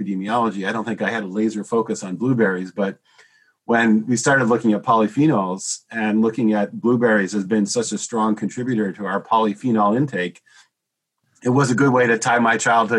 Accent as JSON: {"language": "English", "region": "Wisconsin", "country": "United States", "tie": "born or raised there", "said": "I grew up in Wisconsin"}